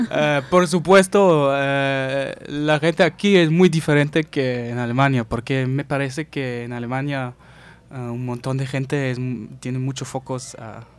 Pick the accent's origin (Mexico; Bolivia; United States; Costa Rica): United States; Spanish is a second language; quizás también porque soy gringo, quién sabe